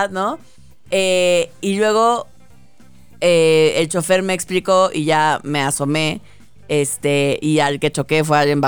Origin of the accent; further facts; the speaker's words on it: Mexico; yo era una mexicana, una mexicana muy agradable